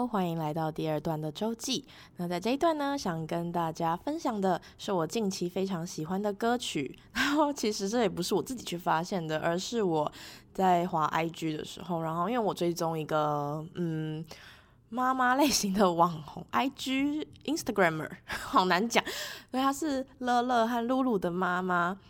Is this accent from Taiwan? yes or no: yes; Taipei, Taiwan; 因为我是台北人嘛